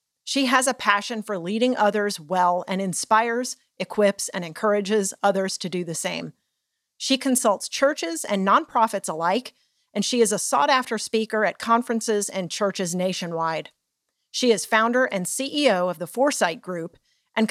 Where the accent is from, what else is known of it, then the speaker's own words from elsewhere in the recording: Detroit, Michigan, United States; I'm actually from Detroit, Michigan